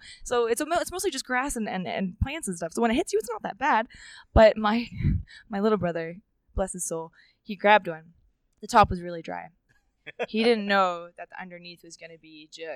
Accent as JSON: {"language": "English", "country": "New Zealand", "tie": "born or raised there", "also_born_or_lived": "Reno, Nevada", "moved": "yes", "said": "I was born in Reno, Nevada, but my mom and dad, my mom is from New Zealand and my dad is from the US, and they raised me in New Zealand"}